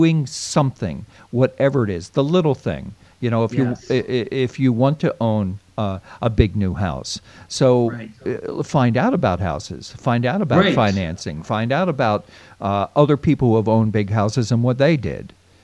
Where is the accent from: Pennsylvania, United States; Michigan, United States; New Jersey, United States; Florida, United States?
Pennsylvania, United States; outside Philadelphia; moved away; I grew up outside the Philadelphia, Pennsylvania area